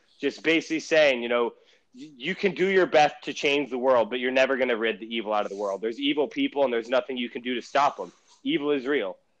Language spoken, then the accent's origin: English; United States; I'm from the United States of America and not Cameroon